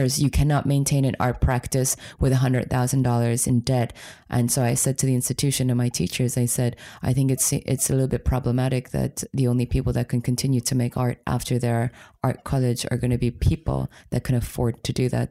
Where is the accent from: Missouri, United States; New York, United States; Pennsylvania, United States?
New York, United States; New York City area, United States; moved away as an adult; also born or lived in Poland / Germany; growing up in America, especially in the New York City area